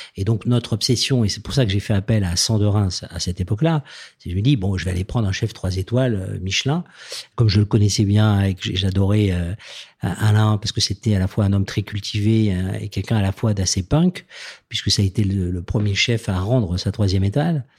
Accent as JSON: {"language": "French", "town": "Toulouse", "region": "Occitania", "country": "France", "tie": "born or raised there", "said": "venant de Toulouse, moi je suis né dans le Sud-Ouest"}